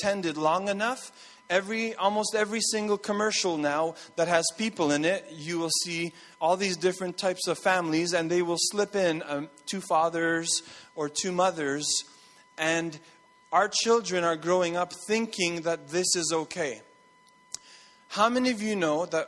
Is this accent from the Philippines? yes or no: no; Montreal, Quebec, Canada; moved away; I grew up in Montreal